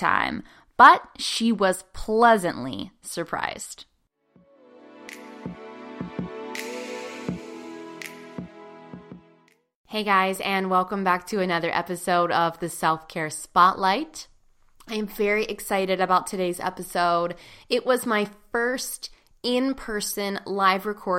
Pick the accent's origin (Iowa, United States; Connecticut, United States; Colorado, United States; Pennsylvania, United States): Pennsylvania, United States; Pittsburgh; right here in Pittsburgh, my hometown